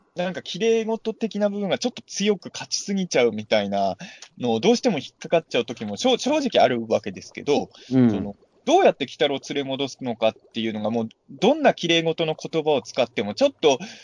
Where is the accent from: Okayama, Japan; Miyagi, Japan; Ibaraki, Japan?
Ibaraki, Japan; まあ、俺は茨城の人間じゃないですか